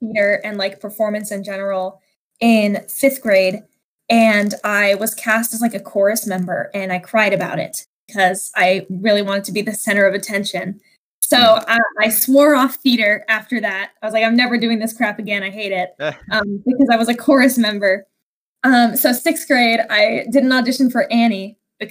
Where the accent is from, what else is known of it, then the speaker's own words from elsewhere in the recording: Renton, Washington, United States; also born or lived in Redmond, Washington; I was born in Redmond, Washington, like 30 minutes away from where I live now, which is Renton. And I've grown up here all my life